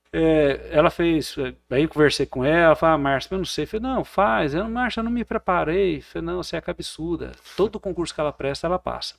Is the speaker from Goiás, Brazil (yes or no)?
yes; Porangatu, Goiás, Brazil; also born or lived in Uberaba; eu nasci em 1980 aqui em Porangatu, na época meus pais já tinham mudado aqui para nossa querida cidade. Eu fiquei aqui até a faixa dos 17 anos, né? Passei toda a minha infância e adolescente aqui, adolescência em Porangatu